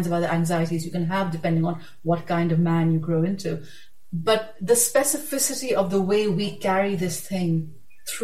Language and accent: English; Pakistan; I'm a Pakistani.